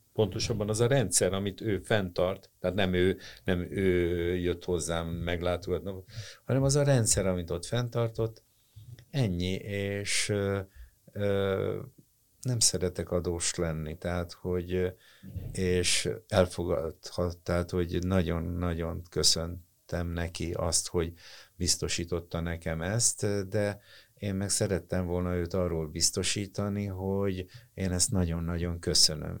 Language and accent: Hungarian; Hungary; én magyar vagyok. Na ha nem teljesen, tehát én szerb vér meg lengyel vér van bennem